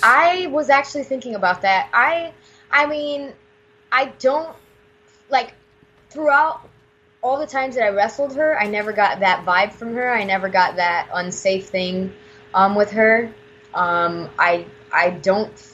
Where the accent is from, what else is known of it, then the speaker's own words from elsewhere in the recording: Puerto Rico; I'm from Puerto Rico